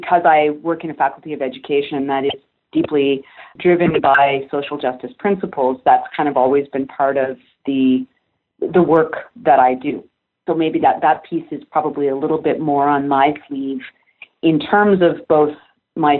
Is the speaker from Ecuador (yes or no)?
no; Canada; I'm Canadian.